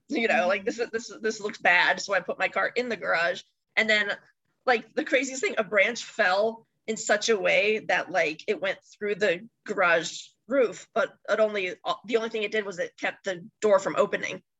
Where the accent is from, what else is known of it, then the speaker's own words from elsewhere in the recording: Chicago, Illinois, United States; now in Michigan, United States; I grew up in the Chicago area